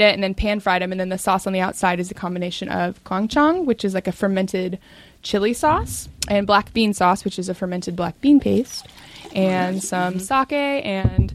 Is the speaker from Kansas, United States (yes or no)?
yes; Stilwell, Kansas, United States; I grew up in Stillwell, Kansas